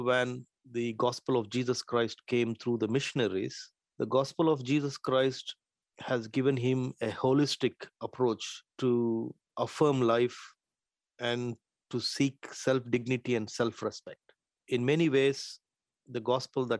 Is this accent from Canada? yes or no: no; India; moved away as an adult; also born or lived in Manchester, United Kingdom; now in Stockport, United Kingdom; I come from India and I had been a Lutheran minister back home in India